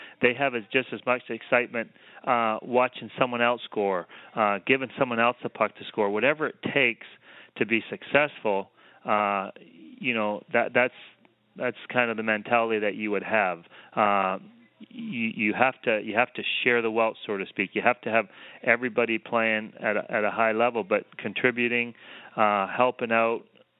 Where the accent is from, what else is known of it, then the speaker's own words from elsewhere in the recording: Canada; now in Los Angeles, United States; my hometown, there may be 75 people in my hometown. I came from maybe